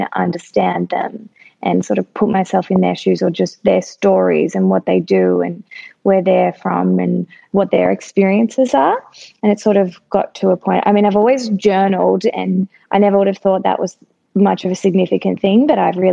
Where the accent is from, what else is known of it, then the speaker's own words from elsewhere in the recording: Melbourne, Victoria, Australia; Yeah, so I grew up in Melbourne in Bayside